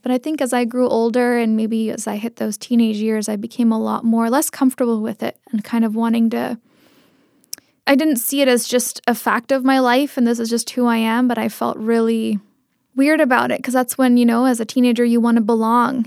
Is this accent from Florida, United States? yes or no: no; Seattle, Washington, United States; first language Tamil; English is a second language; I grew up in the Seattle area